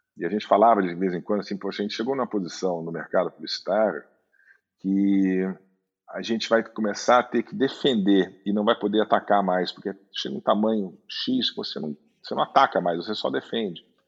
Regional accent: Rio de Janeiro, Brazil; moved away as an adult; also born or lived in Munich / Düsseldorf / São Paulo; eu cresci no Rio, minha, minha adolescência foi no Rio

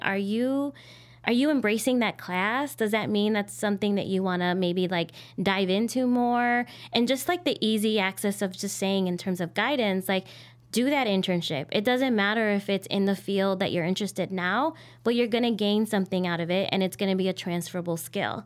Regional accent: Chicago, Illinois, United States; I'm 100% Chicagoan and I identify with my identidad as Mexicana, Latina, um, hija de migrantes

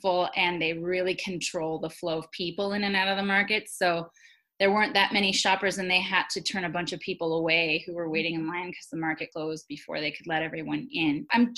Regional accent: United States; I'm Taiwanese American, like, and Taiwan's doing one of the best worldwide.

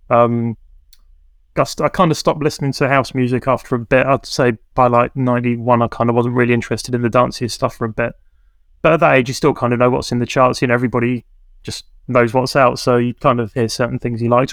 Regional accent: Camberley, South East England, United Kingdom; the town where I grew up in Camberley

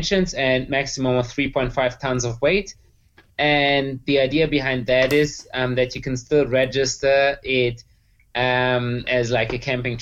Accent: Erlangen, Bavaria, Germany; We are from Bavaria, near Nuremberg, a town called Erlangen in Franconia

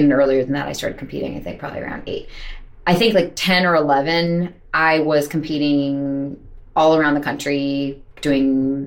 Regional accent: Montclair, New Jersey, United States; moved away as an adult; now in New York, United States; I grew up in Montclair, New Jersey, which is a pretty artsy town

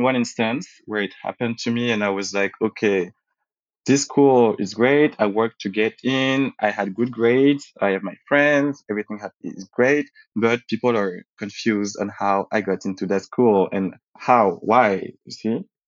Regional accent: Paris, Île-de-France, France; also born or lived in Martinique / Saint Martin; when I was growing up in Paris and uh, around Paris when we moved with my family

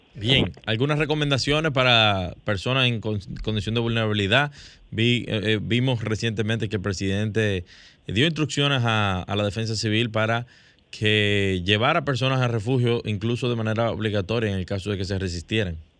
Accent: Dominican Republic; como dominicanos

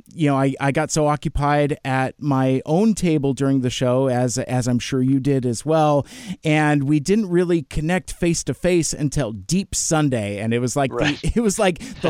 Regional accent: about 20 miles north of Seattle, Washington, United States; I grew up about 20 miles north of Seattle, and now I live about 20 miles south of Seattle

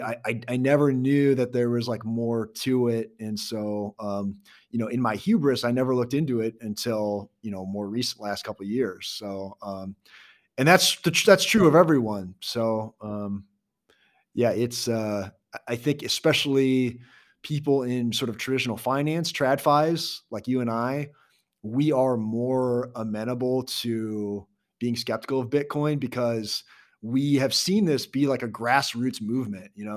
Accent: Iowa, United States; now in Kansas City, United States; I grew up in Iowa

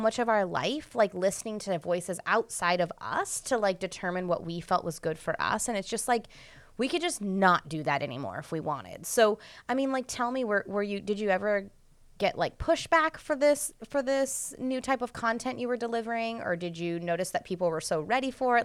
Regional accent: United States; the culture that I grew up in in the United States

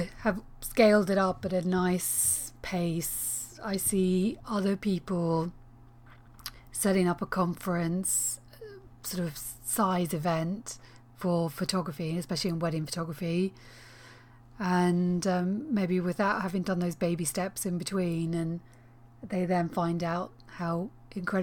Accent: Northern Ireland, United Kingdom; moved away; I'm from Northern Ireland

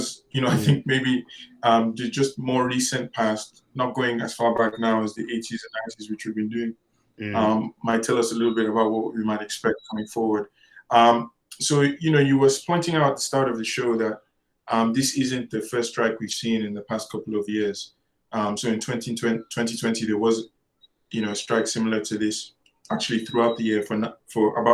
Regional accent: Nigeria; a Nigerian academic myself

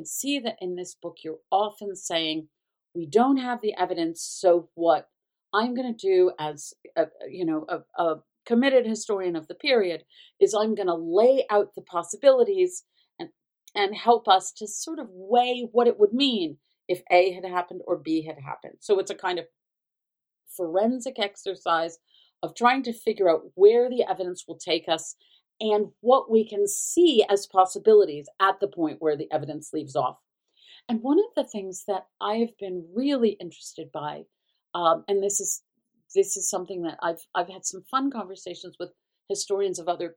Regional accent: the South, United States; as a Southerner

